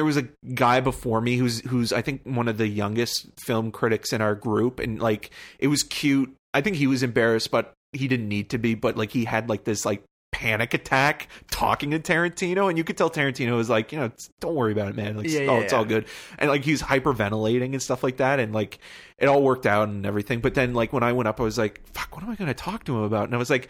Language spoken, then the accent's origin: English; Toronto, Ontario, Canada; And I said, I'm from Toronto